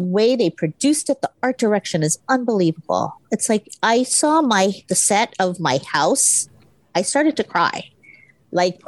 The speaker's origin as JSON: {"language": "English", "region": "Hawaii", "country": "United States", "tie": "born or raised there", "said": "I grew up in Hawaii, where Asians mm-hmm. are the majority"}